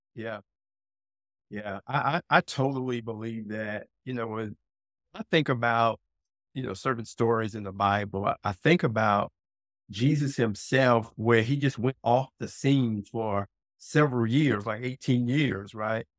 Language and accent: English; South Carolina, United States; also born or lived in Brooklyn, New York City, United States; moving me from New York City, Brooklyn, specifically to a very rural part of South Carolina